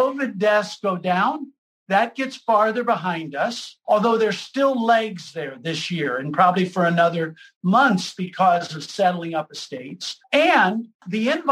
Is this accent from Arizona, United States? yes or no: no; Lima, Ohio, United States; I grew up in Lima, Ohio.